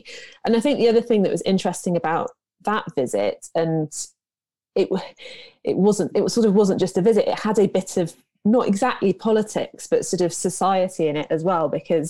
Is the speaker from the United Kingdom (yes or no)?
yes; Cornwall, South West England, United Kingdom; I'm from Cornwall.